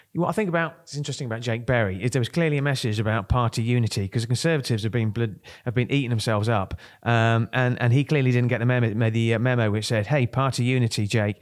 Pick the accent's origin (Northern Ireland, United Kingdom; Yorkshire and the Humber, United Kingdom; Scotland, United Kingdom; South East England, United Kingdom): South East England, United Kingdom; Kent; I'm from Kent.